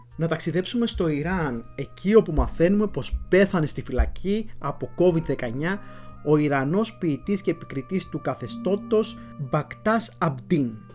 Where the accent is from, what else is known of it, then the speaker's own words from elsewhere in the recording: Florina, Western Macedonia, Greece; moved away; στην ιδιαίτερη πατρίδα μου, στην Φλόρινα